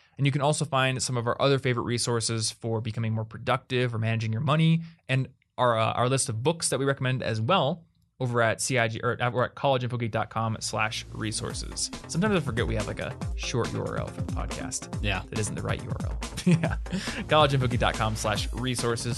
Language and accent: English; United States; I'm an American